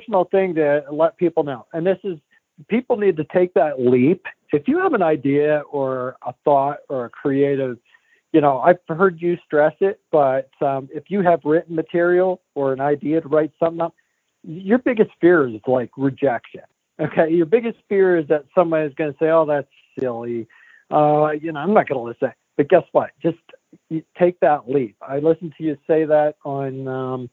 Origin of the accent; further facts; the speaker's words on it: Falls Creek, Pennsylvania, United States; I am from Falls Creek, Pennsylvania, which is 2 hours from, 2.5 hours north of Pittsburgh, 3 hours from Erie, pretty much 2 to 3 hours from everywhere. North Central